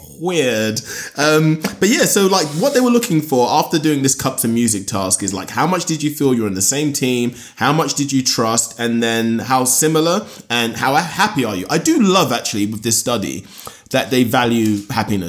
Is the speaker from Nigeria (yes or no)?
yes; Nigeria; I'm Nigerian